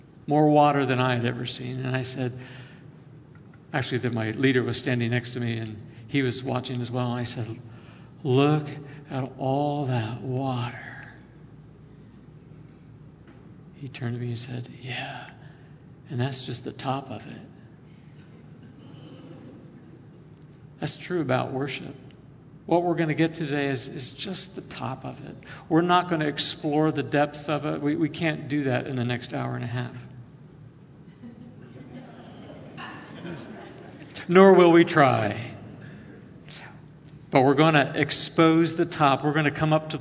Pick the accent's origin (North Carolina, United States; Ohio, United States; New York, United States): Ohio, United States; Northwest; I grew up in Northwest Ohio